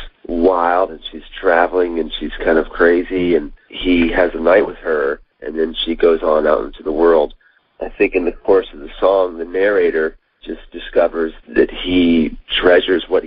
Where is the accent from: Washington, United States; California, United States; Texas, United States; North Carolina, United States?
North Carolina, United States; I'm from North Cackalacky.